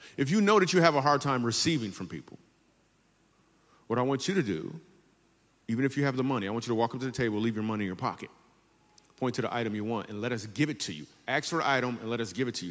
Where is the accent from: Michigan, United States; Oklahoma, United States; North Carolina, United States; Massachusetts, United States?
Michigan, United States; Grand Rapids; I grew up in Grand Rapids, Michigan